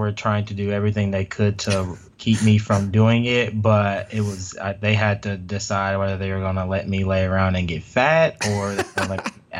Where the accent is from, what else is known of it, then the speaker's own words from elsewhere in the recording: Indianapolis, Indiana, United States; also born or lived in Lafayette, Indiana; I grew up in Indianapolis. I tell people I was kind of born and raised here because I don't remember really being in Lafayette ever.